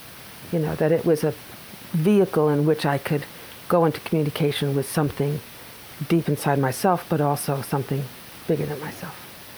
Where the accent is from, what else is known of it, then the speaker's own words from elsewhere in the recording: Brooklyn, New York, United States; also born or lived in Long Island; My family is originally from Brooklyn.